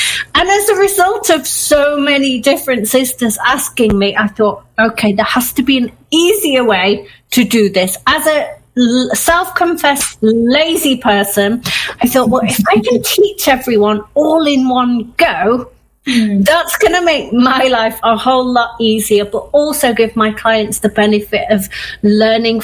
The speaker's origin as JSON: {"language": "English", "town": "Manchester", "region": "North West England", "country": "United Kingdom", "tie": "born or raised there", "also_born_or_lived": "Yorkshire", "moved": "yes", "said": "I grew up in Manchester as an avid Manchester United fan"}